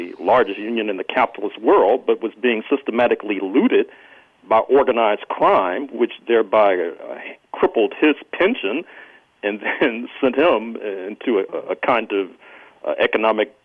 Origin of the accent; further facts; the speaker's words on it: St. Louis, Missouri, United States; I grew up in Jim Crow St. Louis, Missouri.